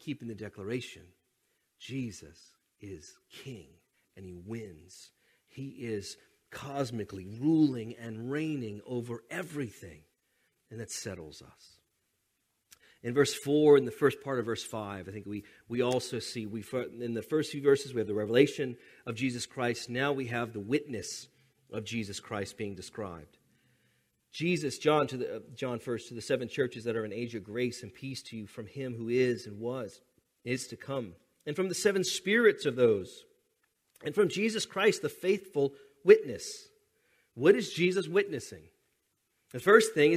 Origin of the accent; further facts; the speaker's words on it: United States; we're American